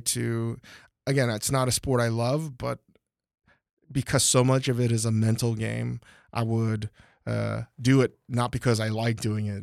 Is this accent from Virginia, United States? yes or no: yes; Northern Virginia, United States; moved away as an adult; now in Los Angeles, United States; growing up in Northern Virginia